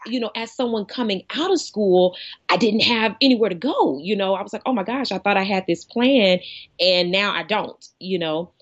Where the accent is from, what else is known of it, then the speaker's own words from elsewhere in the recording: East Coast, United States; moved away as an adult; also born or lived in Arkansas; growing up on the East Coast